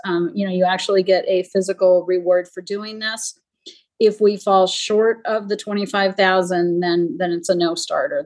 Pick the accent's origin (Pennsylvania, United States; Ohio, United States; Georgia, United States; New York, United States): New York, United States; Jamestown; my hometown is where Lucille Ball grew up, and there now is the the Lucille Ball Museum. It's in Jamestown, New York.